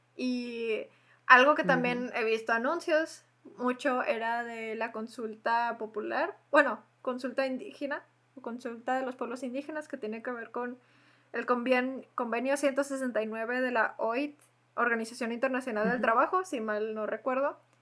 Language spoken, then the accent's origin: Spanish; Mexico; compartimos todas las mexicanas